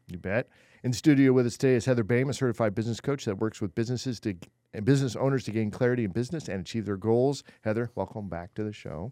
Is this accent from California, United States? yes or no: yes; California, United States; I was born in California